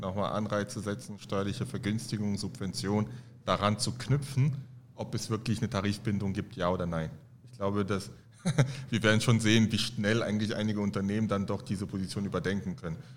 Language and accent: German; Halle, Saxony-Anhalt, Germany; also born or lived in Cameroon / Paris, France; now in Frankfurt, Germany; ich bin in Halle Saale aufgewachsen